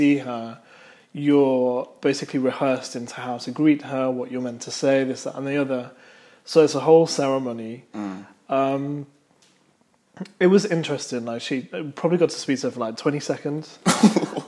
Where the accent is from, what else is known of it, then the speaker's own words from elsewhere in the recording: United Kingdom; as a Brit that growing up